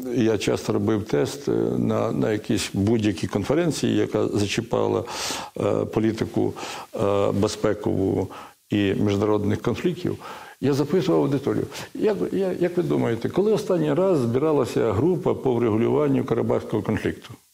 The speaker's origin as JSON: {"language": "Ukrainian", "country": "Ukraine"}